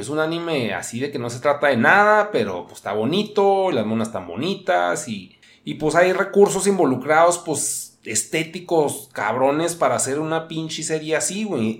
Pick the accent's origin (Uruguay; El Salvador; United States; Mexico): Mexico; northern Mexico; yo también soy un mexicano